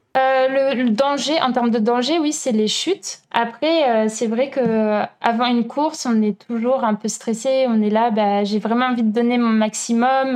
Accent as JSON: {"language": "French", "country": "France", "tie": "born or raised there", "also_born_or_lived": "Berlin / Chile / Italy / Germany", "moved": "as an adult", "lives_now": "Montreal, Canada", "said": "en France, donc euh, mon pays natal"}